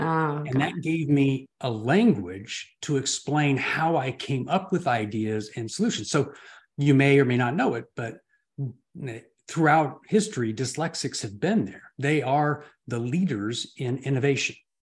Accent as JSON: {"language": "English", "region": "California", "country": "United States", "tie": "born or raised there", "said": "Born and raised in Southern California. I lived in 26 homes by the time I was 30."}